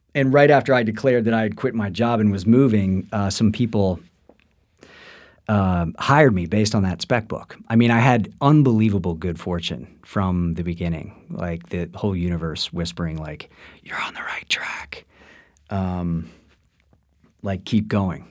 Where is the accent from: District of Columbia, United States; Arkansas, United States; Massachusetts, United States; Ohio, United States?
District of Columbia, United States; Washington; I was born in, uh, the nation's capital of Washington, D C